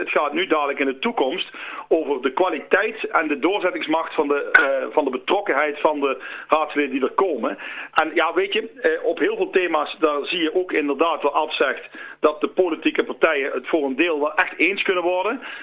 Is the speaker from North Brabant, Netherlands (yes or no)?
yes; Land van Cuijk, North Brabant, Netherlands; wij zijn als Land van Kuik